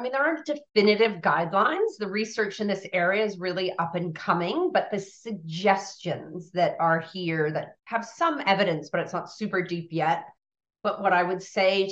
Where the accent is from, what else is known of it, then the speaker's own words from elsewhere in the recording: United States; now in Australia; I'm American born